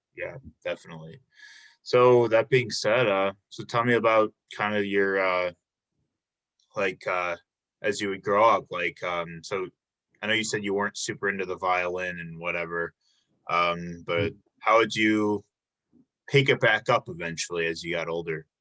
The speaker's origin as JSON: {"language": "English", "town": "Chicago", "region": "Illinois", "country": "United States", "moved": "as an adult", "lives_now": "Milwaukee, United States", "said": "I'm from Illinois, uh, the Chicago area"}